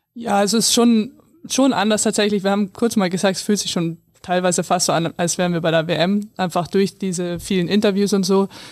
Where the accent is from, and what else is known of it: near Landshut, Bavaria, Germany; born or raised there